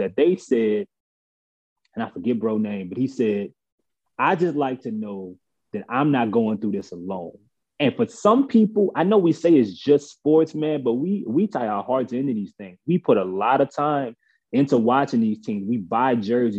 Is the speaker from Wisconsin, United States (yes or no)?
no; New Orleans, Louisiana, United States; I'm from New Orleans